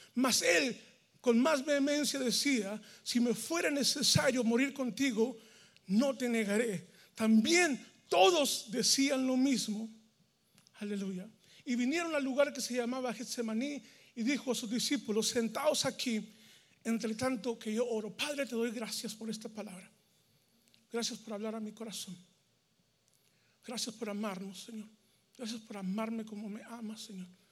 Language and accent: Spanish; Mexico; moved away as an adult; now in United States; en México, donde yo soy, allá se visita la esposa